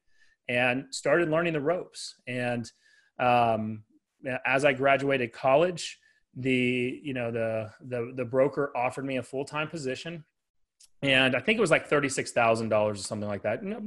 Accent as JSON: {"language": "English", "town": "Dallas", "region": "Texas", "country": "United States", "tie": "born or raised there", "said": "I have a team here in Dallas, Texas, and been here my whole life"}